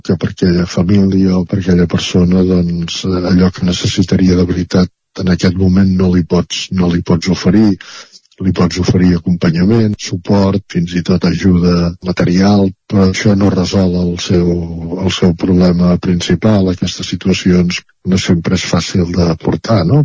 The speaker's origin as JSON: {"language": "Catalan", "town": "Centelles", "region": "Catalonia", "country": "Spain", "said": "participant en entitats culturals de, de Centelles, eh, del meu poble"}